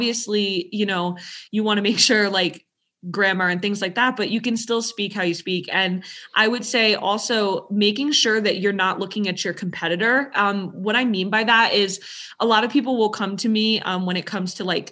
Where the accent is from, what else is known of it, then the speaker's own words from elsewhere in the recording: New York, United States; I'm from New York.